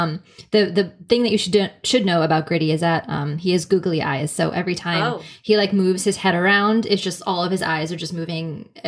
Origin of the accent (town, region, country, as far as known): Philadelphia, Pennsylvania, United States